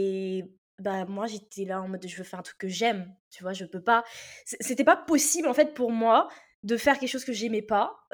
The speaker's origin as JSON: {"language": "French", "country": "Réunion", "tie": "born or raised there", "also_born_or_lived": "Metropolitan France", "moved": "as an adult", "lives_now": "France", "said": "moi j'ai grandi à l'île de la Réunion, donc euh, moi je suis arrivée en métropole à mes 18 ans."}